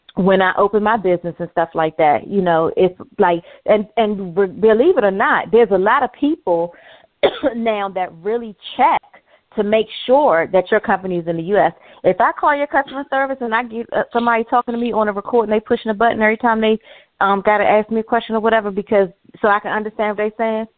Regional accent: United States; me as an American

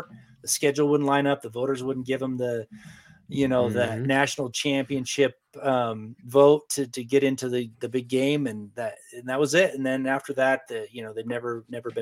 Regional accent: Eastern Oregon, United States; I grew up in Eastern Oregon

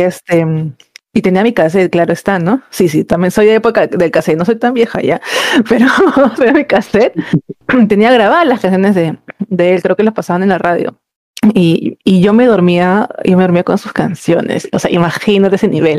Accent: Callao, Peru; somos, este, somos chalacas

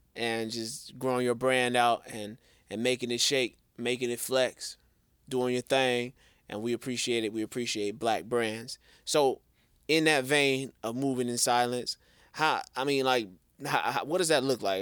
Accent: Chicago, Illinois, United States; I'm from the Chi, born and raised

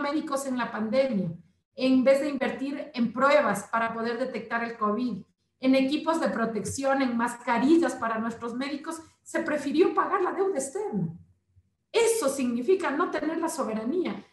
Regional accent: Ecuador; primero está mi pueblo

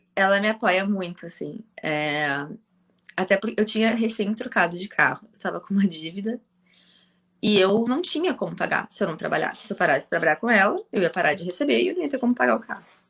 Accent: Porto Alegre, Rio Grande do Sul, Brazil; also born or lived in Viamão; eu nasci aqui em Porto Alegre mesmo, sempre me criei aqui

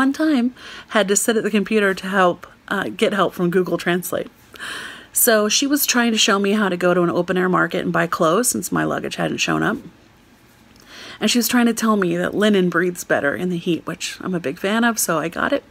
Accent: United States; I'm an American.

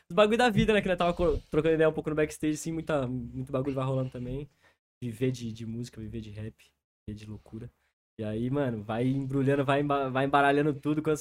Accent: Avaré, São Paulo, Brazil; moved away as an adult; now in São Paulo, Brazil; Eu nasci no interior, nasci em Avaré, mano. Interiorzão de São Paulo mesmo, umas 4 horas da capital, mais ou menos. E eu vim morar na capital em 2017.

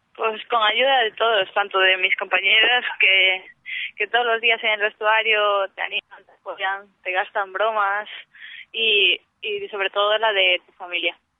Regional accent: Moaña, Galicia, Spain

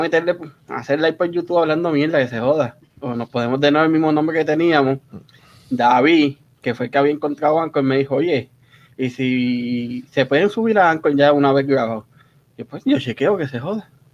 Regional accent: Río Grande, Puerto Rico; moved away as an adult; now in United States; yo soy puertorriqueño ahí en todos lados

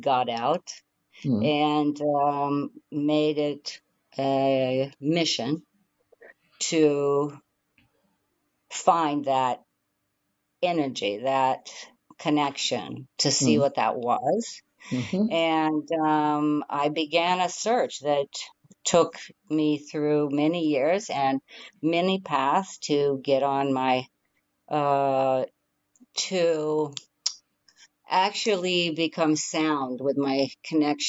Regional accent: Midwest, United States; grew up in the Midwest and didn't like school very much.

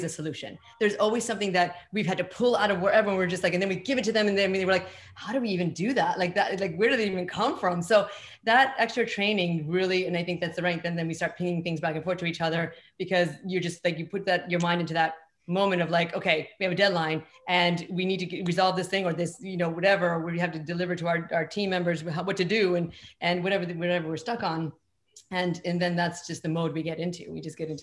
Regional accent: Chile; now in Brooklyn, United States; we swear all the time in Chile

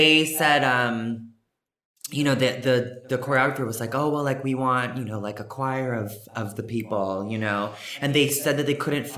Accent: Vancouver, British Columbia, Canada; moved away as an adult; also born or lived in Toronto; now in Los Angeles, United States; I was born here, actually, and I grew up in Canada. So I grew up in Vancouver, Canada, and moved

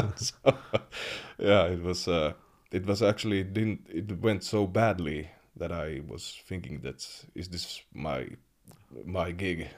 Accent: Kemi, Lapland, Finland; I grew up in Kemi

